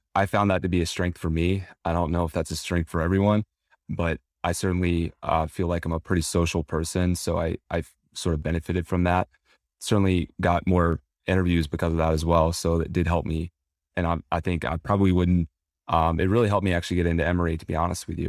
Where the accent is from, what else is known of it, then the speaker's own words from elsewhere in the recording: Southeast, United States; I grew up in the Southeast